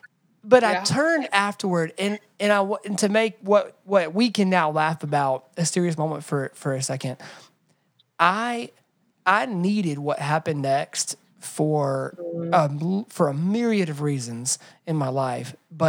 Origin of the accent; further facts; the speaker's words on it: Atlanta, Georgia, United States; I grew up in Atlanta, so I had a lot of friends who looked different than me and had different cultural traditions than me